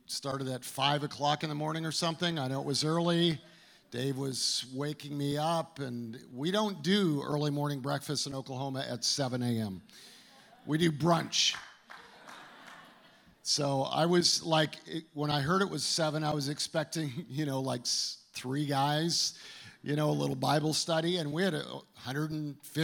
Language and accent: English; Calgary, Alberta, Canada; now in United States; growing up in Canada, I was in Calgary